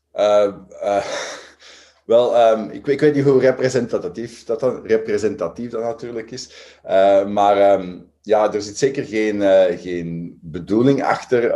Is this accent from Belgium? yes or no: yes; Belgium; we als Belgen